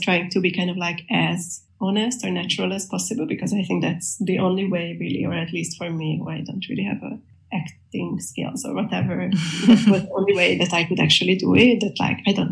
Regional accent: Budapest, Hungary; I'm an artist from Budapest

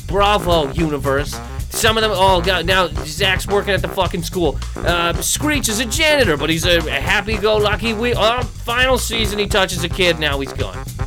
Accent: Canada; I'm from Canada

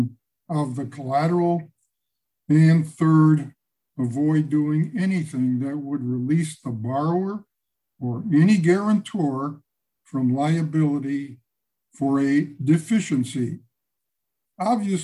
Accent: Chicago, Illinois, United States; I hail from Chicago

